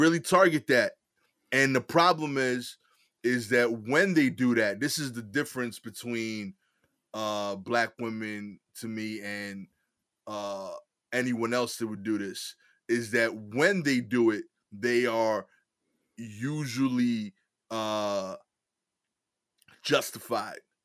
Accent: New York City, New York, United States; I'm from East New York

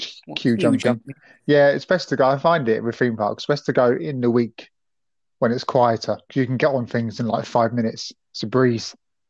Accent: United Kingdom; we're British.

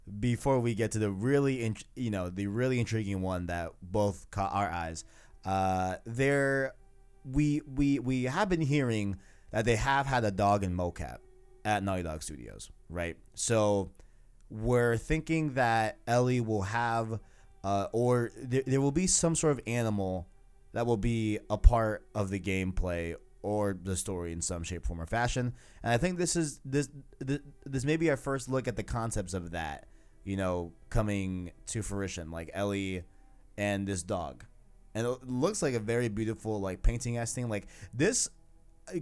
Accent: Phoenix, Arizona, United States; also born or lived in New York; me and the homie Arknight here are from Phoenix, Arizona. I wasn't born here, but I was raised here

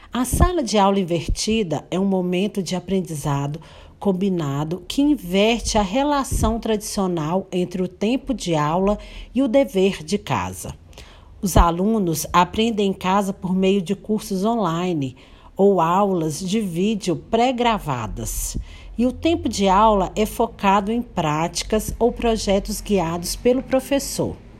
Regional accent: Paracatu, Minas Gerais, Brazil; sou da cidade de Paracatu, Minas Gerais

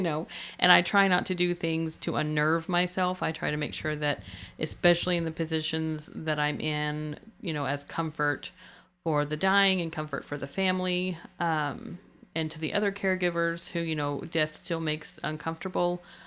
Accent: United States; being American

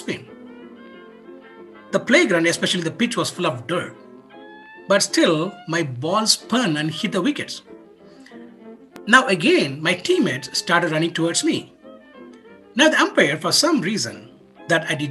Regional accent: India; Growing up in India, we were in a small town where everyone knows everyone.

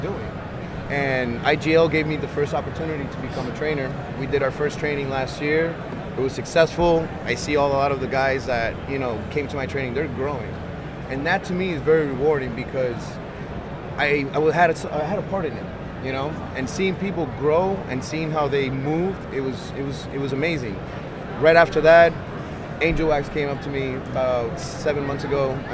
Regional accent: Miami, Florida, United States; I'm down from Miami, borderline Broward County, Dade County

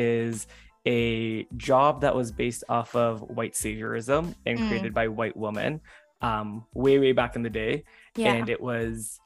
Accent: Hamilton, Ontario, Canada; I was born and raised in Hamilton, Ontario

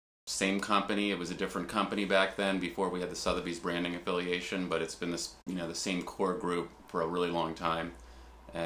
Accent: Washington, District of Columbia, United States; also born or lived in Georgetown, Washington, D.C. / Adams Morgan, Washington, D.C.; I live right here in Georgetown. I grew up in Chevy Chase

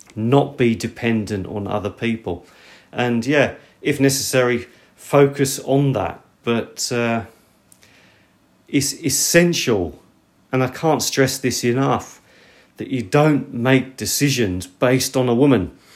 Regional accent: United Kingdom; moved away; I'm from Britain

